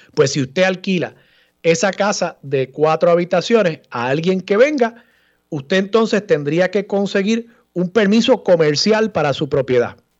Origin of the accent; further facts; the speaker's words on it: Levittown, Puerto Rico; yo me crié en la segunda sección y nosotros nos creemos pueblo